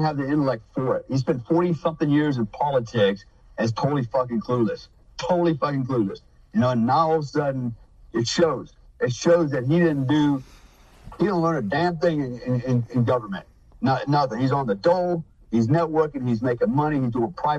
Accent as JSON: {"language": "English", "country": "United States", "said": "I'm an American, first of all."}